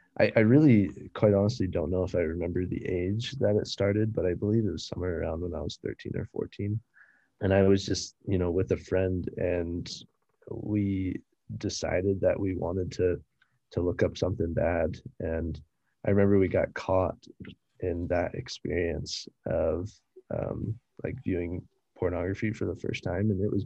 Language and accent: English; Florida, United States; also born or lived in Germany / Kansas / Virginia; So I was born in Germany, and then came over to the United States and lived in a couple different states, in Florida, in Kansas, in Virginia. And then eventually my family kind of settled down in Florida.